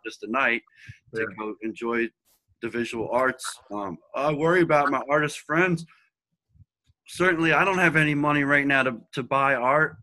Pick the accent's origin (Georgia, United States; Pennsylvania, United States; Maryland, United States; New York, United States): Pennsylvania, United States; Philadelphia; moved away as an adult; also born or lived in Boston; now in Cape Cod, United States; I'm from Philadelphia. I moved to Boston to follow my older son, Aiden.